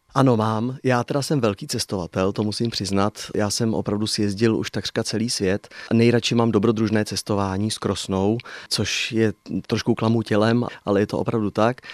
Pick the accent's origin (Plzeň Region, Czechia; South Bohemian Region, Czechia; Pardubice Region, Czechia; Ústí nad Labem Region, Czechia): South Bohemian Region, Czechia; České Budějovice; now in Sedlčany region, Czech Republic; budějovický rodák mám k Budějovicím pořád je velmi silný vztah